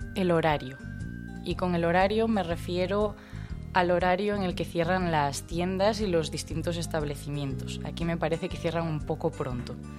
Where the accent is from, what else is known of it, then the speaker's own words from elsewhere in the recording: Ourense, Galicia, Spain; moved away as an adult; now in France; Vengo de Ourense, es una ciudad en la comunidad autónoma de Galicia que se encuentra en España.